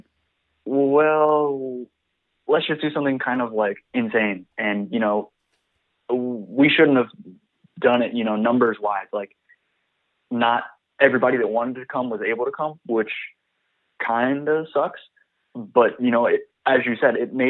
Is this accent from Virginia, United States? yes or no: yes; Richmond, Virginia, United States; a dude from the Richmond, Virginia music scene